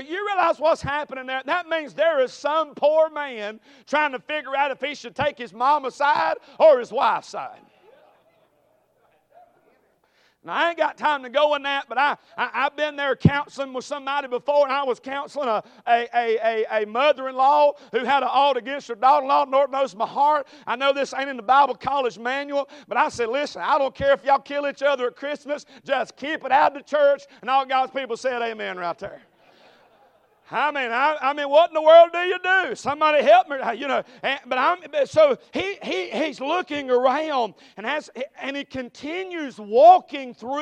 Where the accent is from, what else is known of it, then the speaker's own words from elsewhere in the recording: Conestee, South Carolina, United States; I'm from Greenville, South Carolina, or a little mill village of Conestee.